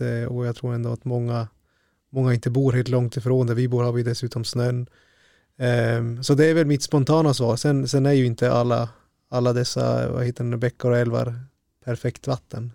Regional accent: northern Sweden, Sweden; här i norra Sverige att ja, platsen som jag själv kommer ifrån

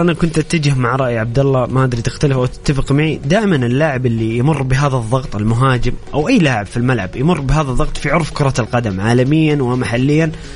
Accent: Saudi Arabia; كل كسعوديين

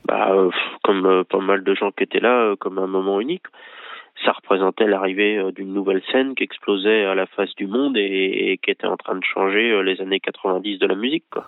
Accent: Angers, Pays de la Loire, France; moi, je suis d'Angers, je suis toujours à Angers

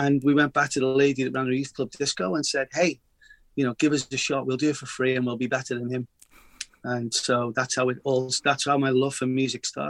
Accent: Liverpool, North West England, United Kingdom; moved away as an adult; also born or lived in Boston; now in Los Angeles, United States; I'm a Liverpool lad, so full-on Scouser. Went to school a mile away from Anfield

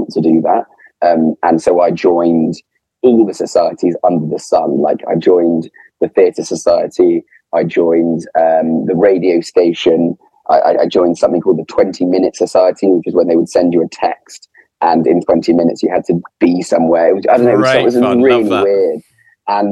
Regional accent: England, United Kingdom; accent: Posh

